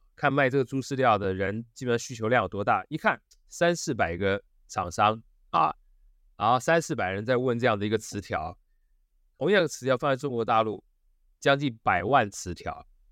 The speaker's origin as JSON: {"language": "Chinese", "country": "Taiwan"}